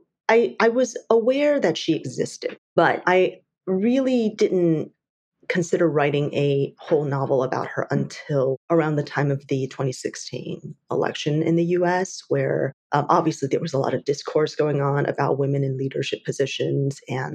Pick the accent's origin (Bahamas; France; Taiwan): Taiwan; moved away; I grew up in Taiwan.